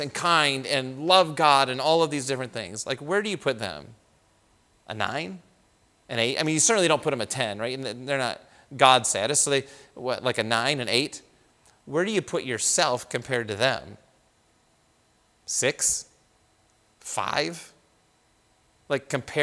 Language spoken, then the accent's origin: English; United States; we grew up in the United States.